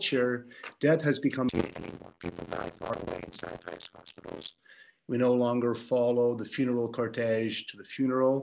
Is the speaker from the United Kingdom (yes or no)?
no; Toronto, Ontario, Canada; also born or lived in Montreal; I'm from Toronto